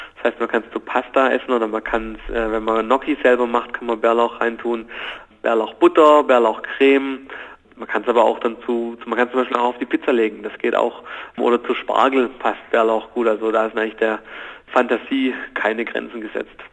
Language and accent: German; Germany; bei uns in Deutschland